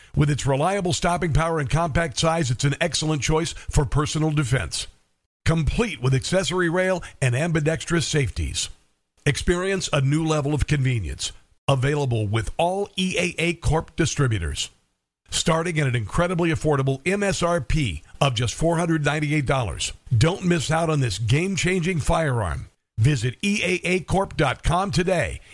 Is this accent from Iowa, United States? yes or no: yes; Neola, Iowa, United States; I'm from a small town in Southwest Iowa called Neola